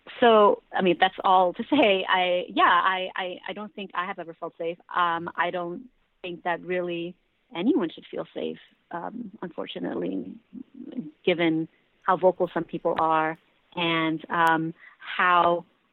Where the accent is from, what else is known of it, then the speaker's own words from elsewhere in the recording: New York, United States; I grew up here in New York